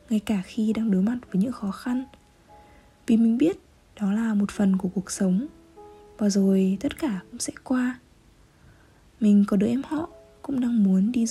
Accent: Hanoi, Vietnam; Paris với mình đã từng là giấc mơ, một thứ gì đó xa tầm với mình lớn lên ở Hà Nội Nhưng không phải trong ngóc ngách hoa lệ của thành phố

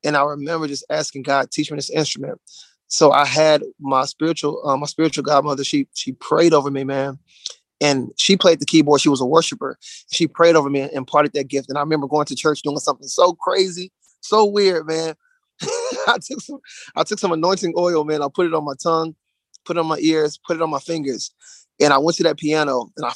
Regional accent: Dallas, Texas, United States; moved away as an adult; now in Charlotte, United States; We're from Dallas, Texas. So we just moved to Charlotte, North Carolina like a month ago

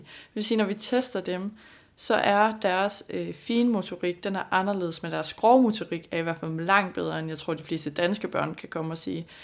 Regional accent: Denmark

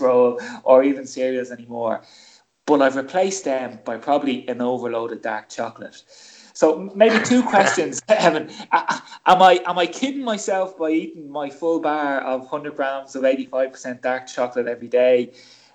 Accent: Ireland; most kids of the 70s and 80s growing up in Ireland, you know, I grew up in a kitchen

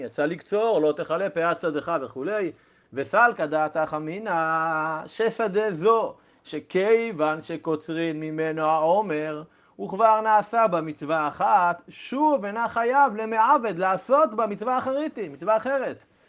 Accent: Israel; שגדלתי ב- במשק חקלאי ובילדותי הייתי בקיבוץ עם, עם שדות חיטים

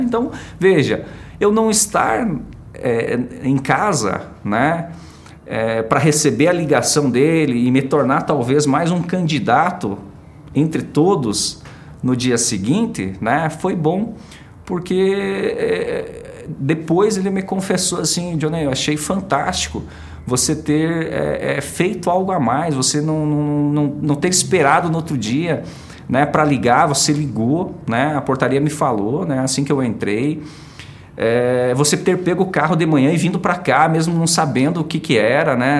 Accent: Prudentópolis, Paraná, Brazil; moved away as an adult; also born or lived in Imbituva / Maringá / Guarapuava; nasci em Prudentópolis

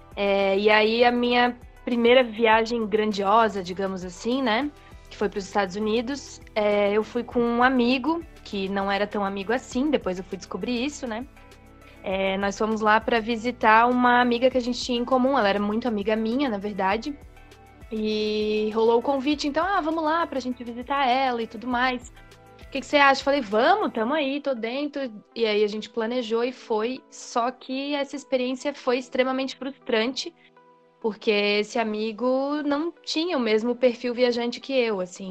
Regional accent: Santa Catarina, Brazil; also born or lived in Itajaí; eu sou de Santa Catarina, é, atualmente estou morando aqui em Itajaí

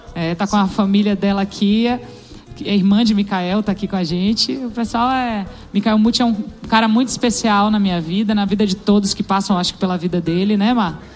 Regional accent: Salvador, Bahia, Brazil; eu tenho uma influência que é da minha terra, é de Salvador

